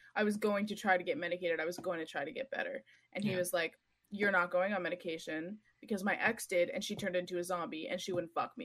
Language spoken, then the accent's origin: English; Montreal, Quebec, Canada; moved away as an adult; now in Ottawa, Canada; I grew up in Montreal.